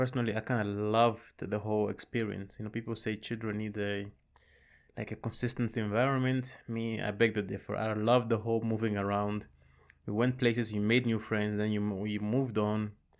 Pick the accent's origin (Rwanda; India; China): Rwanda; also born or lived in Congo / Zambia; now in Netherlands; I was born and raised in Rwanda, and right around 1994, we fled the country because of the genocide that happened against the Tutsis. We bounced around a few countries. I lived in Congo, Zambia, and then at the end we moved to Europe